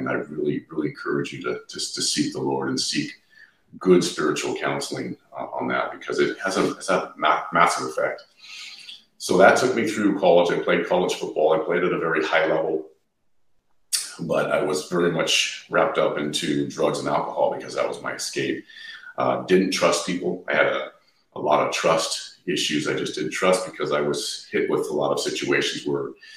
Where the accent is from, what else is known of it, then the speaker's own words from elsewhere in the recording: Southern California, United States; moved away as an adult; also born or lived in Ohio; I was born and raised in Southern California.